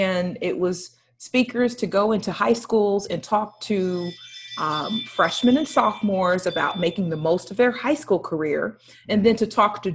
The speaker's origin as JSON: {"language": "English", "town": "Cleveland", "region": "Ohio", "country": "United States", "also_born_or_lived": "Kentucky / Los Angeles", "moved": "as an adult", "said": "I am from Cleveland, Ohio, got a degree in elementary education from Kentucky State University"}